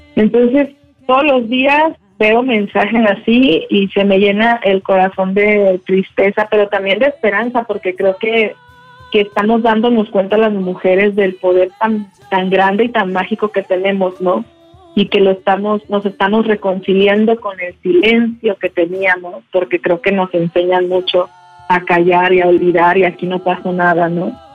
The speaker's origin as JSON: {"language": "Spanish", "country": "Mexico"}